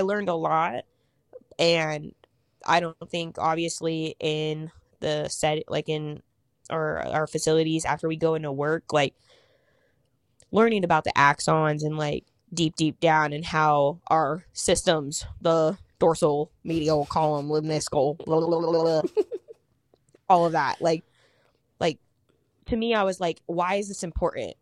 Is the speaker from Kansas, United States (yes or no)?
yes; Kansas, United States; moved away as an adult; also born or lived in Wichita; now in Indianapolis, United States; I live in Indianapolis, I'm from Kansas